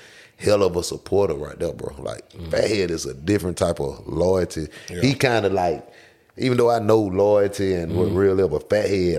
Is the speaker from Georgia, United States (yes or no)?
yes; Atlanta, Georgia, United States; I'm from Cleveland Avenue, so my people from the South